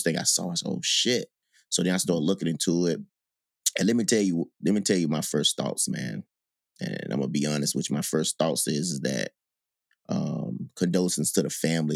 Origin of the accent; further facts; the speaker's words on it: Gulfport, Mississippi, United States; moved away as an adult; when I grew up in Mississippi